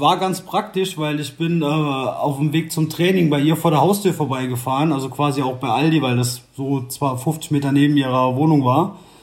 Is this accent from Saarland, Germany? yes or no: yes; Saarland, Germany; also born or lived in Brandenburg; now in Leipzig, Germany; ich bin ja gebürtiger Saarländer